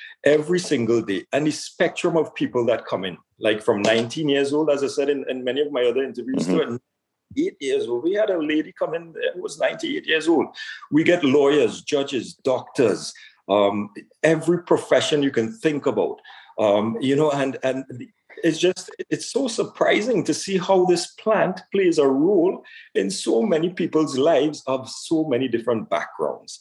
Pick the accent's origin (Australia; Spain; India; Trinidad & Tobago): Trinidad & Tobago; now in Ontario, Canada; I was born in Trinidad and Tobago